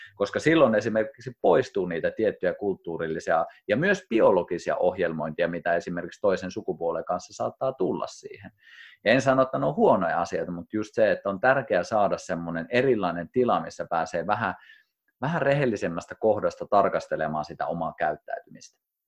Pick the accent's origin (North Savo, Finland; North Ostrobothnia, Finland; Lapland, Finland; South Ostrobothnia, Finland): North Ostrobothnia, Finland; Kuusamo; moved away as an adult; also born or lived in Rovaniemi; mä muutin kotoa pois, eka kertaa muutin Kuusamosta, muutin Rovaniemelle